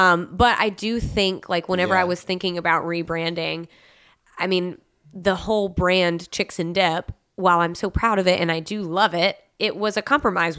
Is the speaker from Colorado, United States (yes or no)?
no; Mississippi, United States; I'm from Mississippi